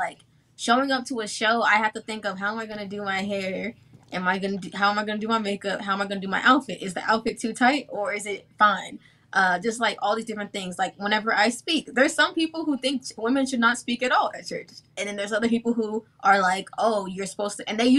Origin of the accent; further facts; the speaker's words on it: Nigeria; now in Austin, United States; Yeah, Austin, Texas, I'm Nigerian, so